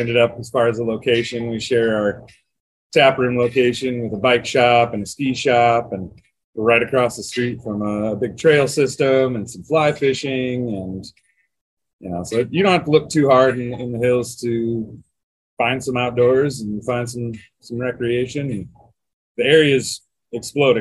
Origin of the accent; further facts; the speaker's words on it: Le Mars, Iowa, United States; now in Rapid City, United States; I grew up, born and raised in Lamar's, Iowa. It's north of Sioux City, about 20 miles